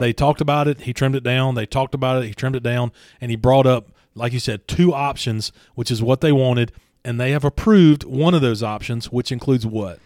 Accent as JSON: {"language": "English", "town": "Franklinton", "region": "Louisiana", "country": "United States", "tie": "born or raised there", "said": "I grew up in Franklinton, Louisiana"}